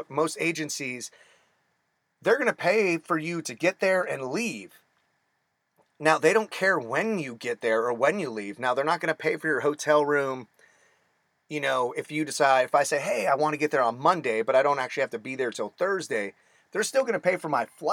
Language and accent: English; Phoenix, Arizona, United States; I was born and raised in Phoenix, Arizona